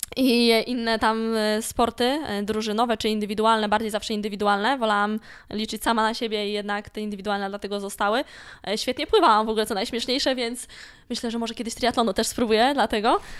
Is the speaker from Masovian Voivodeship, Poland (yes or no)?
no; Malbork, Pomeranian Voivodeship, Poland; pochodzę z Malborka. I cały czas mówię, że jestem z Malborka i z tym miastem się utożsamiam